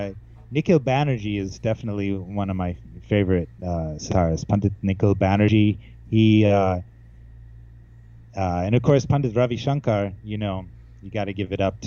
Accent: Poughkeepsie, New York, United States; also born or lived in Atlanta; now in New York, United States; I grew up in Poughkeepsie, New York, actually.

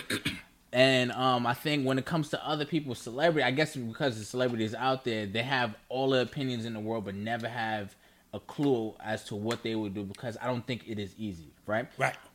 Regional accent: New York, United States; I'm we're from New York, so he was our mayor

